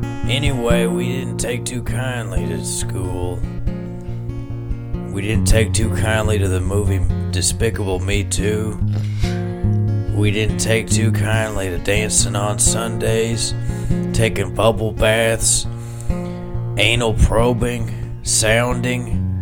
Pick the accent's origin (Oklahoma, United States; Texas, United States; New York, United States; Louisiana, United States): Texas, United States; we grew up outside Abilene. I really should be able to remember the town, but I can't.